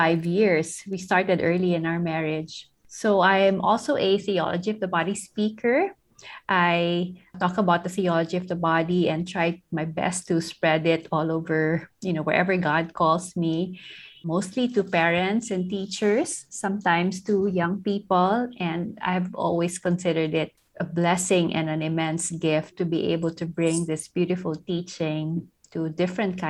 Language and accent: English; Philippines; I'm from the Philippines. I live close to Manila, the southern part of Metro Manila.